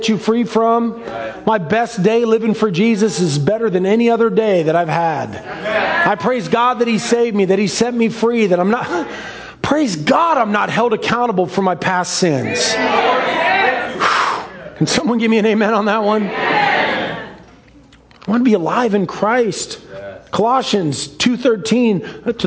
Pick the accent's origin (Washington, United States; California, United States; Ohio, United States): Washington, United States; Seattle; I grew up in Ballard, the center of the universe